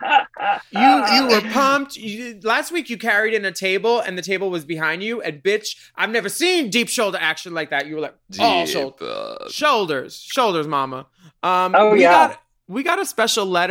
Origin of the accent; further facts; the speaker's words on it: Philadelphia, Pennsylvania, United States; Philly, my hometown.